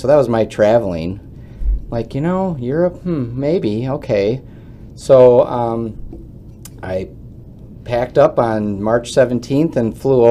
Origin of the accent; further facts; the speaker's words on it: Grafton, Wisconsin, United States; I'm some plowboy from Grafton